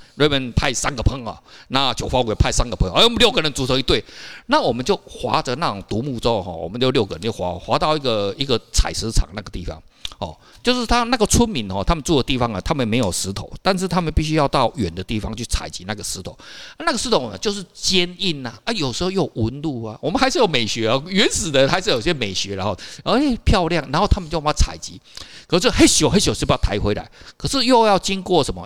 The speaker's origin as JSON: {"language": "Chinese", "country": "Taiwan", "said": "我们台湾人"}